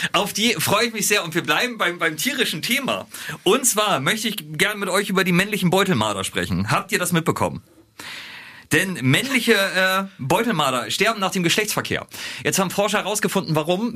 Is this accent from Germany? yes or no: yes; Bremerhaven, Bremen, Germany; Ich komme ja aus Bremerhaven